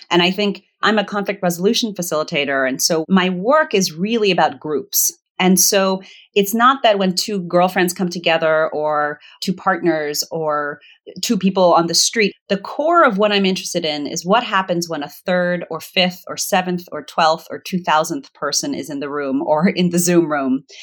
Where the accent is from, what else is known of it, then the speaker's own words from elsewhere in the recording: Virginia, United States; also born or lived in Zimbabwe / Botswana; I was born in Zimbabwe because it was the closest good hospital to the village that they lived in in Botswana that would accept an interracial couple at the time. They were just kind of footloose and fancy free. And we eventually moved back to the US and eventually to Virginia.